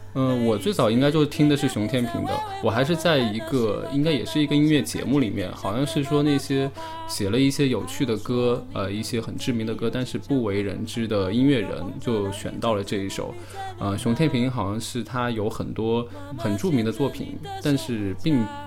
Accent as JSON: {"language": "Chinese", "town": "Wuhan", "region": "Hubei", "country": "China", "said": "我来自于武汉"}